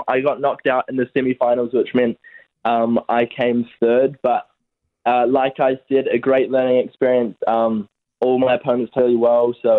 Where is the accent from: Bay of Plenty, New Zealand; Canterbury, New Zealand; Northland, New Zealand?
Bay of Plenty, New Zealand; Tauranga; also born or lived in Hamilton; I'm from Tauranga